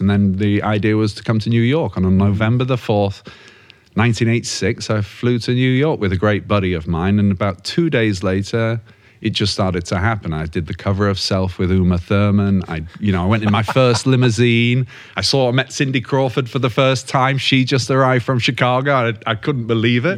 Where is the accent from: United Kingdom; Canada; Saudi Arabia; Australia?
United Kingdom; Yorkshire and the Humber; moved away as an adult; as a Yorkshireman from North England